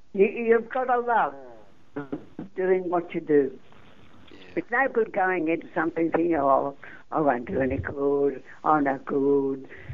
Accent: New South Wales, Australia; I come from New South Wales. I'm not a Queenslander.

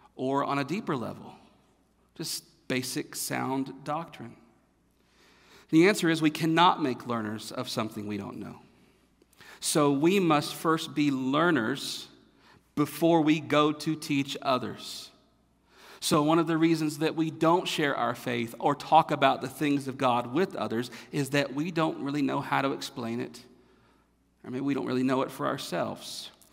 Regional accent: North Carolina, United States; moved away; I'm from North Carolina. I'm from the South.

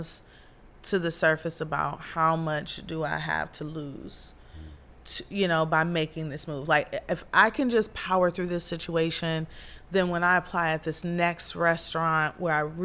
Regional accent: Midwest, United States; moved away; I'm from the Midwest

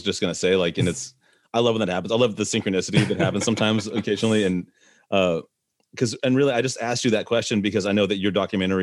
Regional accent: Nashville, Tennessee, United States; I was growing up in Nashville, and that's in the South, and it's in Tennessee

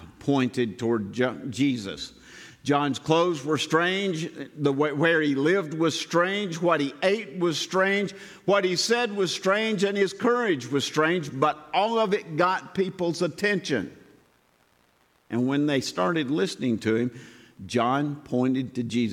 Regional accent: Southern, United States; accent: heavy Southern; my heavy Southern accent

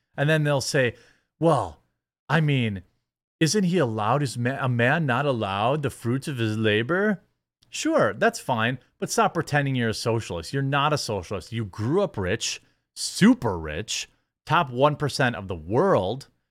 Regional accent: United States; I'm from America

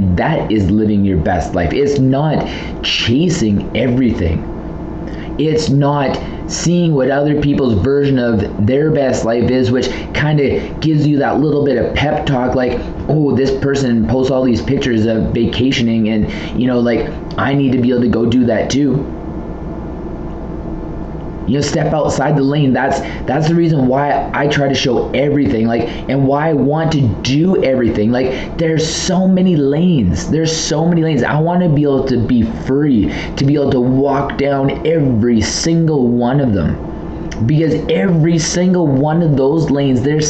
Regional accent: Southern Alberta, Canada; I'm from Southern Alberta

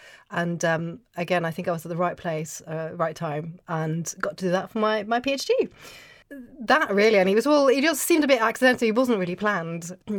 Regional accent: Oslo, Norway; English is a second language; I grew up in Norway, in Oslo, and there was no archaeology on TV.

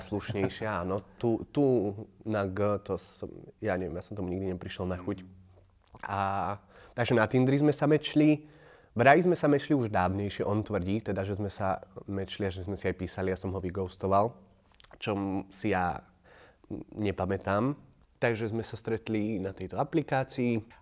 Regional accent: Považská Bystrica, Trenčín Region, Slovakia; moved away as an adult; also born or lived in Trnava; v 18 rokoch som opustil Považsku, išiel som na vysokú školu

